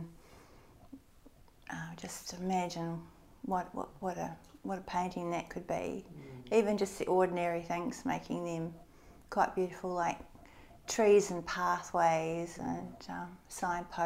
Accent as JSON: {"language": "English", "town": "Christchurch", "region": "Canterbury", "country": "New Zealand", "tie": "born or raised there", "also_born_or_lived": "Reefton", "said": "I was born in Christchurch, and I've lived here until I was, age. I lived here for ages"}